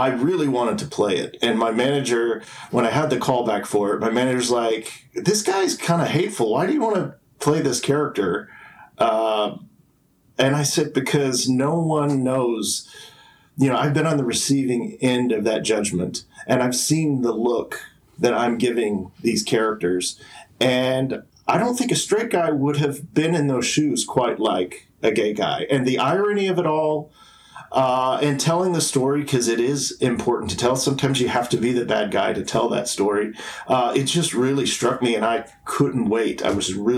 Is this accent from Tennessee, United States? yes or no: yes; Tennessee, United States; moved away as an adult; also born or lived in New York City / Los Angeles / Atlanta; I grew up in Tennessee